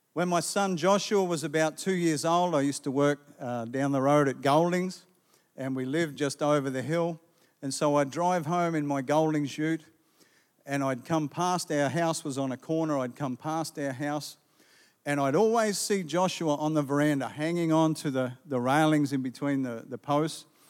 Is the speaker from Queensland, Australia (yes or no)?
yes; Gympie, Queensland, Australia; Growing up in Gympie